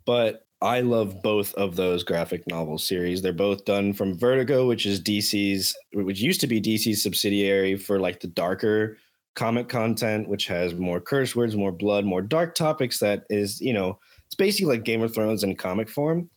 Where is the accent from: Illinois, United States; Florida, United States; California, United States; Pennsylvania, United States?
Florida, United States; Miami; moved away; born and raised in Miami